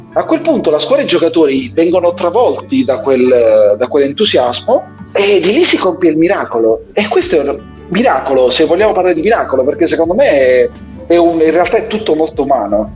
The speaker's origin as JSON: {"language": "Italian", "town": "Foggia", "region": "Apulia", "country": "Italy", "said": "Io vengo da Foggia"}